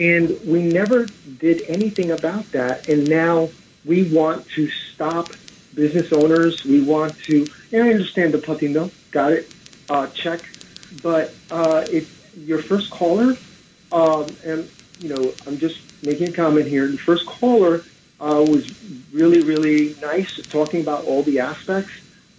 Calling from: Brooklyn, New York, United States; I'm from Brooklyn.

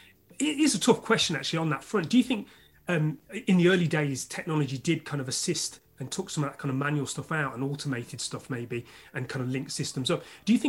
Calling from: London, United Kingdom

